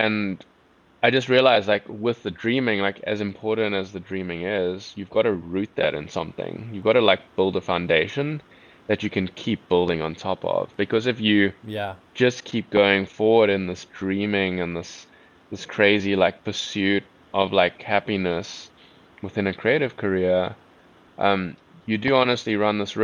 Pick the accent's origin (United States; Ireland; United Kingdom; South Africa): South Africa; accent: South African; my South African accent